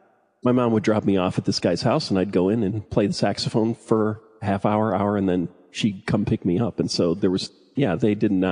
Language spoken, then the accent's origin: English; Illinois, United States; Yeah, I was in the suburbs. Southwest suburbs of Chicago.